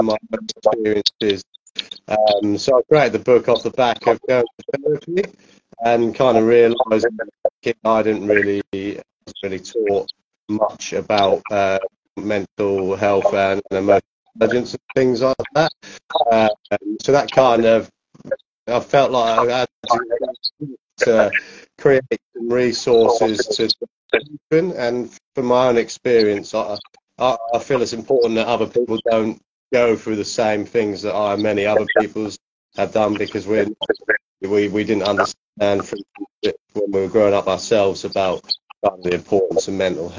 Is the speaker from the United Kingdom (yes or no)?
yes; Norwich, East of England, United Kingdom; I'm from Norwich